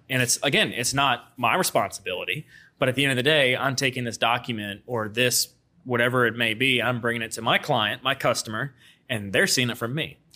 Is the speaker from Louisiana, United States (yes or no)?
yes; Baton Rouge, Louisiana, United States; I was born and raised here in Baton Rouge and grew up off Lobdell